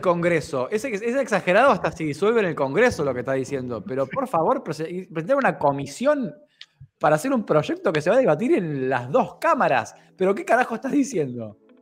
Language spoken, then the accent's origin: Spanish; Argentina; soy argentino